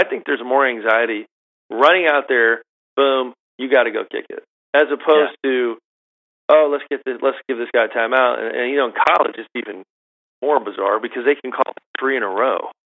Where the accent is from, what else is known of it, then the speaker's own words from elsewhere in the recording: Augusta, Georgia, United States; Growing up in Augusta is like almost like being born in Scotland, like half the golf, right?